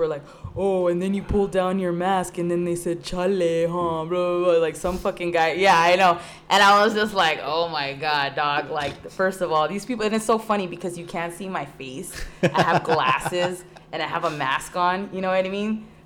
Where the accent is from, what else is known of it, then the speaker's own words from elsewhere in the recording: Whittier, California, United States; also born or lived in San Diego; You're fucking right. I'm not from fucking Pico. I'm from San Diego, and I moved to fucking Whittier and I grew up here for the most part.